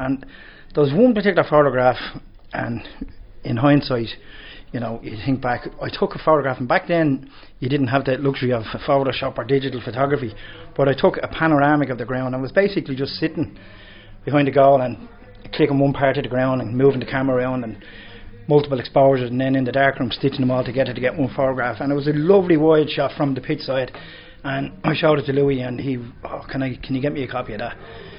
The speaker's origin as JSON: {"language": "English", "town": "Dublin", "region": "Leinster", "country": "Ireland", "tie": "born or raised there", "said": "I'm born and bred in Milltown from Patrick Doyle Road"}